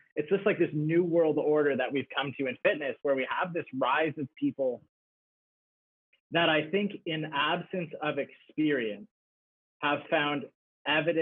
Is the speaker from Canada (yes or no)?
yes; Canada; being Canadian